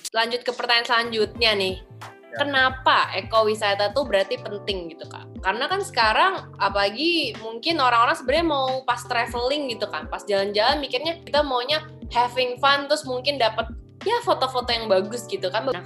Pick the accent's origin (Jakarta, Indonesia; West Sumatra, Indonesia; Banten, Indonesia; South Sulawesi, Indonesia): Jakarta, Indonesia; kalau sebagai orang Jakarta merasa seperti itu.